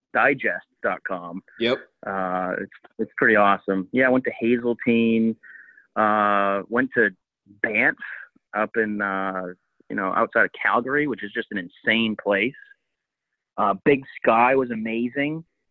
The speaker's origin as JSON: {"language": "English", "region": "Maine", "country": "United States", "tie": "born or raised there", "moved": "yes", "said": "growing up in Maine"}